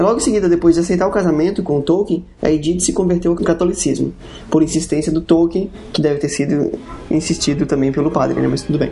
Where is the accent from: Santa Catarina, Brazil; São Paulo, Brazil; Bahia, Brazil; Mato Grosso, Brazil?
Santa Catarina, Brazil; Florianópolis; accent: acelerado de Floripa; o nosso sotaque é, acelerado de Floripa